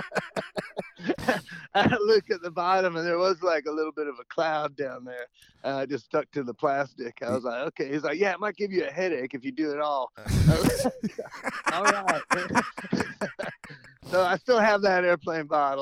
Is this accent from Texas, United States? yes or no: no; Atlanta, Georgia, United States; I grew up in Atlanta, north of Atlanta, and I went to North Springs High School